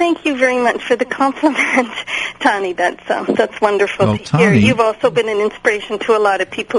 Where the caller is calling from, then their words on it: Edmonton, Alberta, Canada; I'm calling from Western Canada, more specifically Edmonton